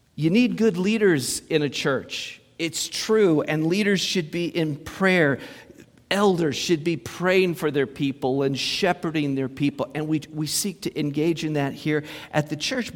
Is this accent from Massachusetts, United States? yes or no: no; Muncie, Indiana, United States; moved away; Went to Muncie, my hometown.